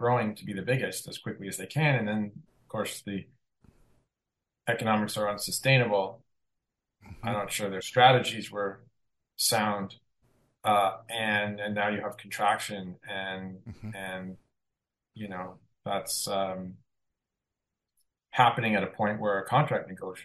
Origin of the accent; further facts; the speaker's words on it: Canada; I am Canadian, I work in Canada